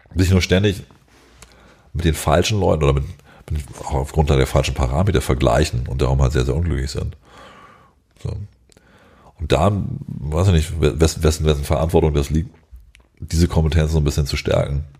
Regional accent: Germany; wir als Deutsche

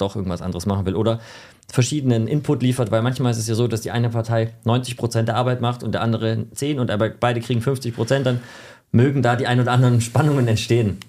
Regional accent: Germany; ich bin Deutscher

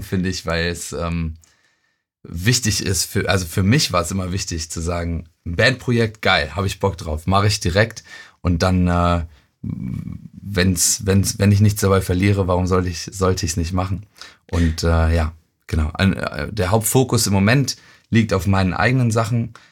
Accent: Euskirchen, North Rhine-Westphalia, Germany; also born or lived in Cologne; Also ich bin in Köln geboren und in Euskirchen aufgewachsen.

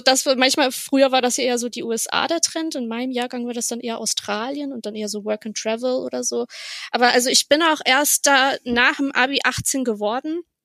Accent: Bremen, Germany; moved away as an adult; also born or lived in Berlin; aufgewachsen bin ich in Bremen ja. Im guten Norden an der Weser

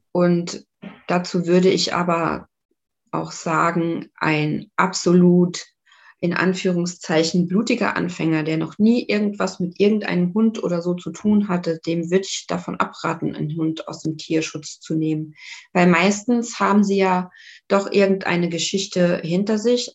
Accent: Saarbrücken, Saarland, Germany; now in Lübeck, Germany; ich komme ja eigentlich aus Saarbrücken und bin dann nach Lübeck gezogen

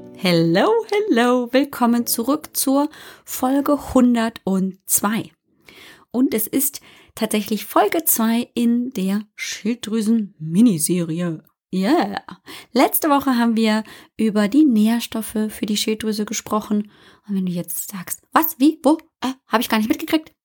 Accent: Bavaria, Germany; Ich komme ja aus Bayern, hört man manchmal aber nicht so deutlich

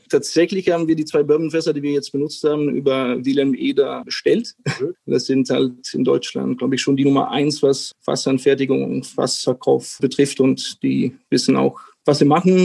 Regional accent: Italian-speaking Switzerland, Switzerland; moved away as an adult; now in Berlin, Germany; Ich bin gebürtiger Doppelbürger Belgien und Schweiz, bin in der italienischen Schweiz aufgewachsen und bin 2013 nach Berlin gezogen, wo ich jetzt immer noch lebe

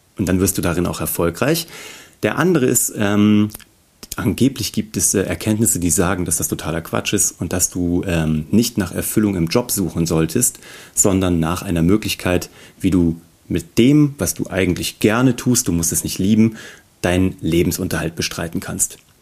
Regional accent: Kassel, Hesse, Germany; ich komme aus Kassel

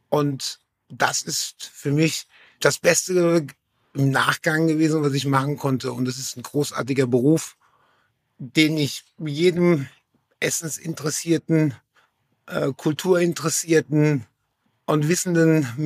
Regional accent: Saarland, Germany; Georg sagte das Saarland und ich komme aus der Nähe von Schengen, das ist das Dreiländereck.

